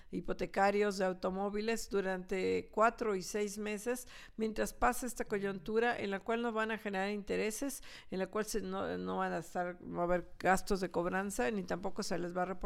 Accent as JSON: {"language": "Spanish", "country": "Mexico", "said": "una de las características que tenemos como sociedad mexicana es la solidaridad."}